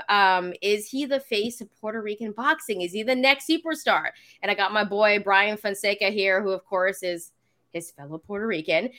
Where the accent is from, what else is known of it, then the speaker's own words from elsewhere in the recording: Canada; my family's from Fiji, so they're Fijian. Um, but I am from Canada